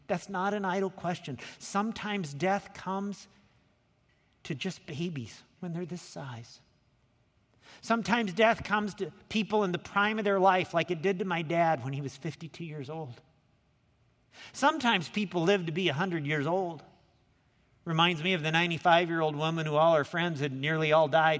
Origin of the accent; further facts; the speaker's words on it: Lincoln, Illinois, United States; now in Anaheim, United States; I grew up down in Lincoln, Illinois.